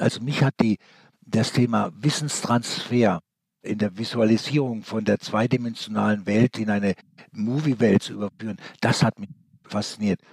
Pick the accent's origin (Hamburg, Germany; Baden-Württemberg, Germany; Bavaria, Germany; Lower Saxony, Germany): Baden-Württemberg, Germany; Stuttgart; bin in Stuttgart geboren, habe aber einen österreichischen Pass